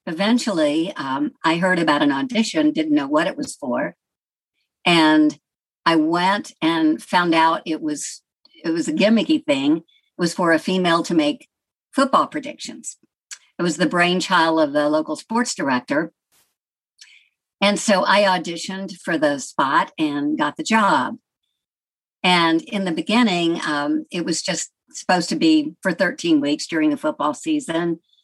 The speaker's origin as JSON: {"language": "English", "region": "Georgia", "country": "United States", "tie": "born or raised there", "accent": "Southern", "said": "I had a very Southern accent at that time, growing up near Atlanta, with a little bit of the Tennessee twang."}